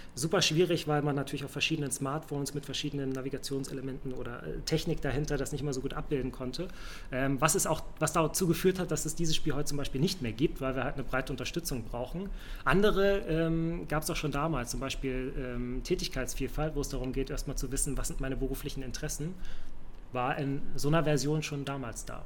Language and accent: German; Hamburg, Germany; moved away as an adult; also born or lived in Saxony-Anhalt / Lüneburg; now in Berlin, Germany; ich bin in Hamburg aufgewachsen, äh, geboren aber in Sachsen-Anhalt.